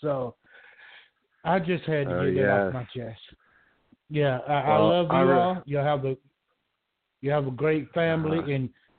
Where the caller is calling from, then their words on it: Georgia, United States; I'm calling from Georgia.